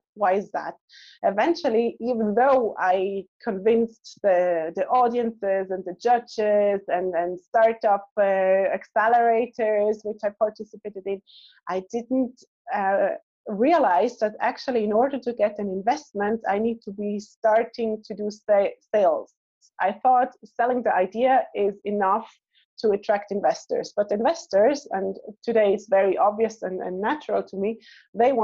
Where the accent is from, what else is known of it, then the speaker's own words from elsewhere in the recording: Switzerland; moved away as an adult; also born or lived in Israel; I was born in Switzerland